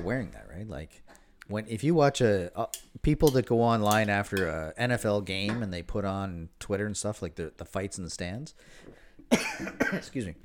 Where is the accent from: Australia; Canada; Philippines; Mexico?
Canada; Prince Edward Island; now in Toronto, Canada; when I was growing up in Prince Edward Island